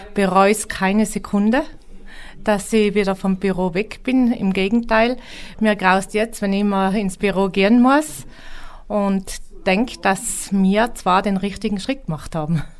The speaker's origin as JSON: {"language": "German", "town": "Roppen", "region": "Tyrol", "country": "Austria", "moved": "yes", "lives_now": "Schwangau, Germany", "said": "Ich komme aus Roppen in Nordtirol, Nähe Imst."}